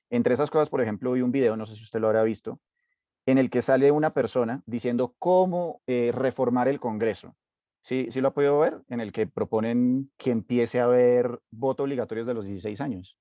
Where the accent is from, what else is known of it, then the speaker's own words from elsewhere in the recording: Colombia; todos como colombianos